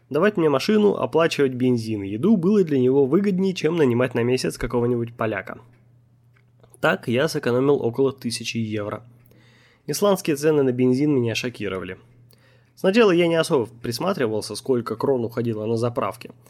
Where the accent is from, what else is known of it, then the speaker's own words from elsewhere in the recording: Omsk, Omsk Oblast, Russia; И когда я сказал, что я из Омска, они подумали, что это шутка. Потом они спросили меня, не знаю ли я, где Томск. Я показал им на карте и сказал, что это 600 километров от моего родного города.